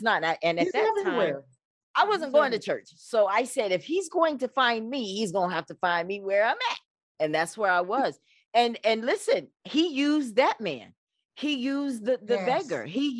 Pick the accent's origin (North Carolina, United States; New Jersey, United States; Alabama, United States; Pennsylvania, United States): Alabama, United States; moved away; back in the day when I was growing up in Alabama